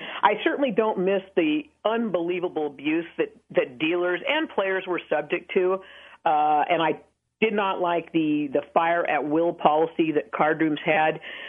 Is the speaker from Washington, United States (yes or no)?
yes; Seattle, Washington, United States; moved away as an adult; now in Las Vegas, United States; I'm from Seattle, Washington